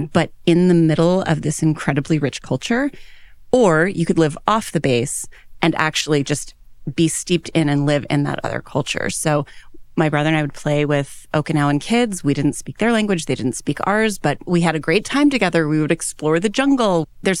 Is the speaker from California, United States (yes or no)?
yes; San Diego, California, United States; born there; Well, I am a Navy brat. My father was an officer in the U.S. Navy. He's a doctor. And when I was born in San Diego, and my dad was stationed on ships.